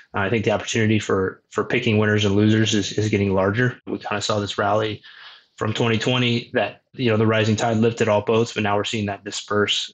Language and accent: English; Omaha, Nebraska, United States; born and raised in Omaha